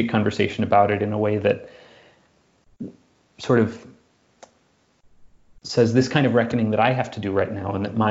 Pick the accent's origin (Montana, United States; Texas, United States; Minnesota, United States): Minnesota, United States; Minneapolis; I'm from Minneapolis, and you know, grew up 30 minutes from where George Floyd was murdered